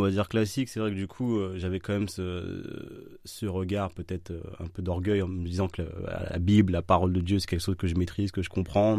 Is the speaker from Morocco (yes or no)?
no; Villeneuve-Saint-Georges, Île-de-France, France; moved away as an adult; now in Orléans, France; Alors, je viens de la région parisienne. Donc, je suis né euh, dans 94 à Villeneuve-Saint-Georges